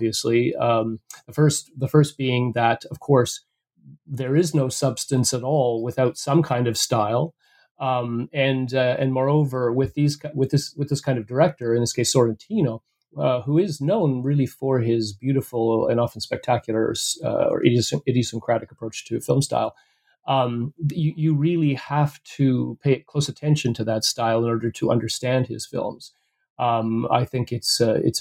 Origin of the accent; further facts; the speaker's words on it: Calgary, Alberta, Canada; now in Ontario, Canada; I'm actually from Calgary, Alberta in Canada, coming to you right now from Ontario, Canada, where I teach